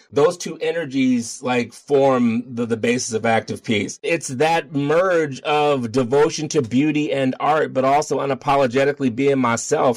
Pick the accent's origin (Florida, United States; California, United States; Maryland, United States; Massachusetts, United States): Maryland, United States; Baltimore; moved away as an adult; now in Denver, United States; I'm from Baltimore.